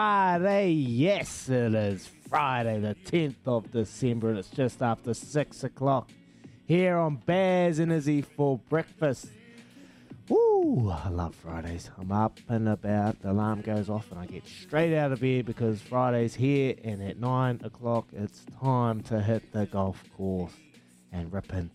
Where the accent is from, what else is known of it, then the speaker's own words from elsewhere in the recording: New Zealand; my hometown, the CD Stags